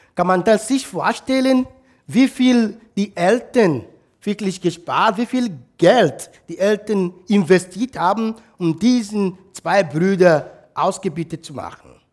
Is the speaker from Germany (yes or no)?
no; South East, Nigeria; German is a second language; moved away as an adult; Das ist meine Heimat, mein Heimatdorf